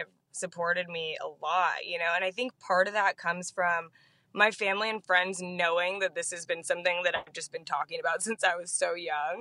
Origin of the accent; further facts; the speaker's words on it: San Diego, California, United States; growing up in Pacific Beach